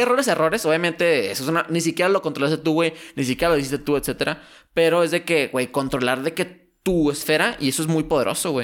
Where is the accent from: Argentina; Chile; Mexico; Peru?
Mexico; Torreón, Coahuila; also born or lived in United States; somos de Torreón